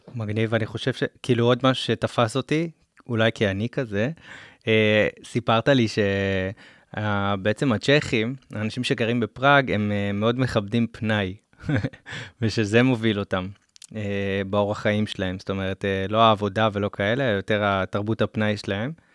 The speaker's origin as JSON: {"language": "Hebrew", "country": "Israel", "said": "בתור ישראלים"}